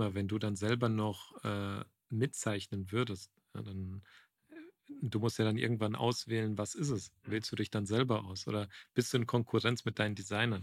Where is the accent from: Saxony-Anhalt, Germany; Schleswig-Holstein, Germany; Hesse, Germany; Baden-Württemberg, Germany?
Hesse, Germany; Frankfurt; also born or lived in Croatia (parents' origin); now in Munich, Germany; Ich bin gebürtiger Frankfurter, aber bin Kroate